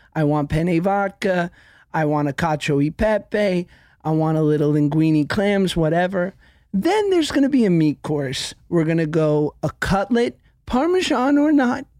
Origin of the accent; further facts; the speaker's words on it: New York City, New York, United States; I grew up in New York City taking the crosstown bus to school at eleven